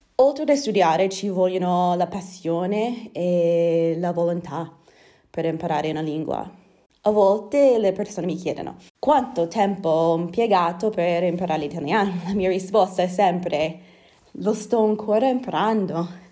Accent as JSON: {"language": "Italian", "town": "Edmonton", "region": "Alberta", "country": "Canada", "tie": "born or raised there", "second_language": "Italian", "moved": "as an adult", "lives_now": "Bergamo, Italy", "said": "sono canadese, nata e cresciuta a Edmonton, la capitale della provincia dell'Alberta."}